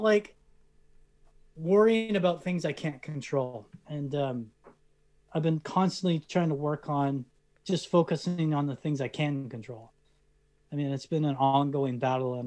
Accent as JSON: {"language": "English", "country": "Canada", "said": "as a Canadian actor"}